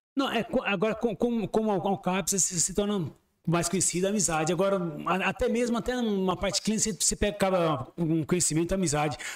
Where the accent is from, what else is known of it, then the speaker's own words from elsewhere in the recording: São Paulo, Brazil; moved away as an adult; also born or lived in Diadema; now in Sorocaba, Brazil; eu nasci mesmo em Diadema, mas fui criado mesmo no próximo, é um bairro já, é como fosse divisa do ABC ali, que é o próximo bairro chamado Jardim Miriam